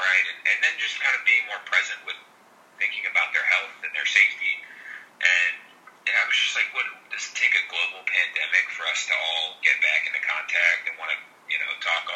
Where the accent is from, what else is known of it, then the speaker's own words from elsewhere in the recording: Philadelphia, Pennsylvania, United States; growing up in Philly, playing all my minor league ball in the Philly area